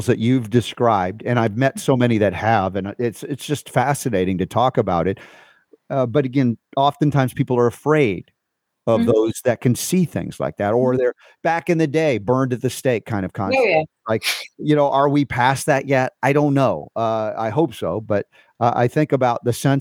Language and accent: English; United States; I grew up in America, the West